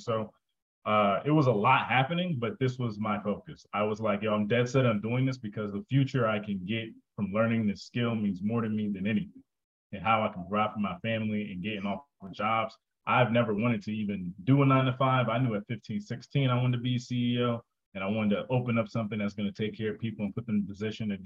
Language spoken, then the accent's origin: English; New Jersey, United States; I'm from Jersey